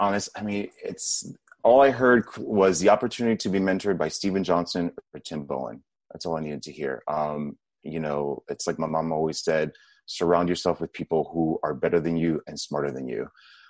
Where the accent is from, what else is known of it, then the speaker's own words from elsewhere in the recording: Puerto Rico; born there; I was born in Puerto Rico, which is part of the United States. I am of Dominican descent, so both my parents are Dominican